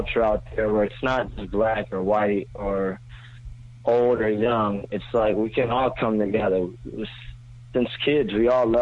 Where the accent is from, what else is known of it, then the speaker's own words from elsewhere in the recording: Los Angeles, California, United States; now in New York, United States; I'm from Los Angeles